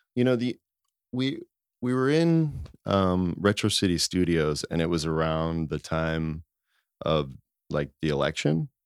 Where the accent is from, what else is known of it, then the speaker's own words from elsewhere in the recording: Norristown, Pennsylvania, United States; moved away as an adult; now in Philadelphia, United States; I grew up in Norristown